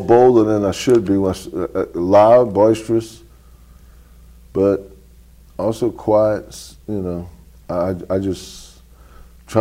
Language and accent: English; New Orleans, Louisiana, United States; Born and raised in New Orleans